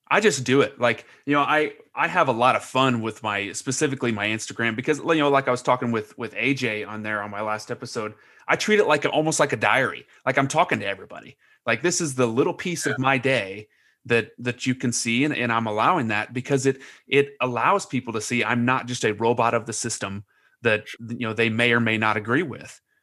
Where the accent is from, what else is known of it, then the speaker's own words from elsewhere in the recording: Lebanon, Indiana, United States; moved away; Lebanon, yes, it's my hometown and I, I still love it